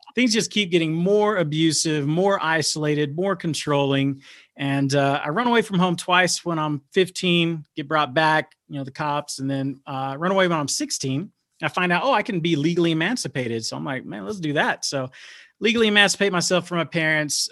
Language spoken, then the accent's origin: English; Dallas, Texas, United States; I grow up, I'm growing up in South Oak Cliff